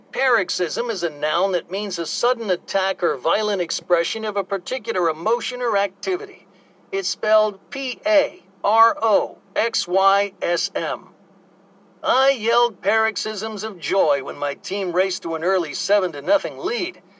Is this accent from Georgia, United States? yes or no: yes; Georgia, United States